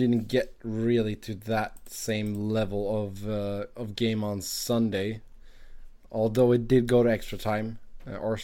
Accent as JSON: {"language": "English", "country": "Sweden", "tie": "born or raised there", "moved": "yes", "lives_now": "Cincinnati, United States", "said": "I grew up in Sweden"}